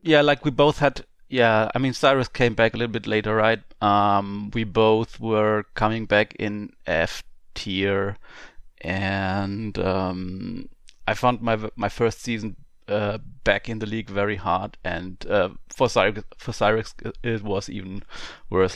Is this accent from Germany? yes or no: yes; Germany; I'm from Germany. Um, I live in the southwestern part of Germany, um, on, only forty-five minutes to the French border